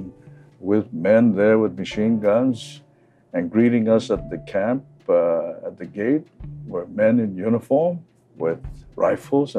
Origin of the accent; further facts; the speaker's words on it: Hawaii, United States; we're all from Hawaii. Not a single mainlander.